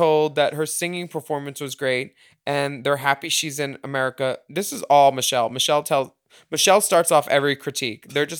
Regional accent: Brooklyn, New York, United States; No, I'm from Brooklyn.

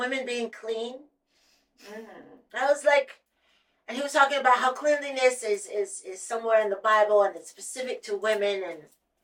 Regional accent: Ohio, United States; I'm from Ohio

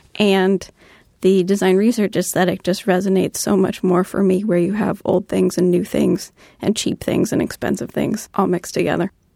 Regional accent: Cambridge, Massachusetts, United States; I grew up in Cambridge

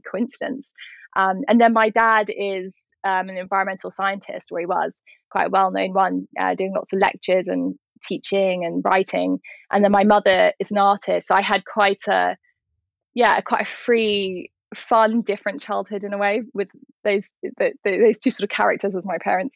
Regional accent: County Wicklow, Ireland; I grew up in County Wicklow, which is down in the south of Ireland

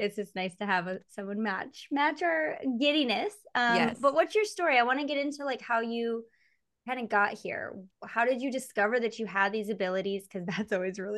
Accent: Michigan, United States; I'm from Michigan

